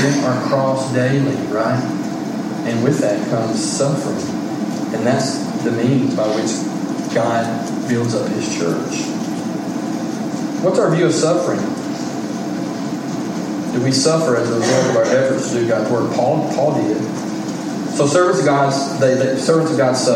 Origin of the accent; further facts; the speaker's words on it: United States; I'm an American